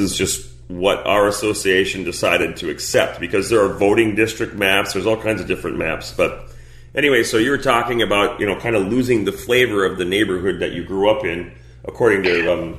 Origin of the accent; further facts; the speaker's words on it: Hermantown, Minnesota, United States; born there; Right. Yeah. Born in Hermantown.